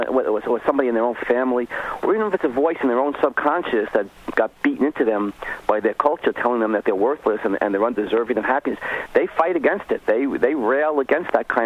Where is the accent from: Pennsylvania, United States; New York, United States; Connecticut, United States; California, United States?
New York, United States; New York City; I'm from Brooklyn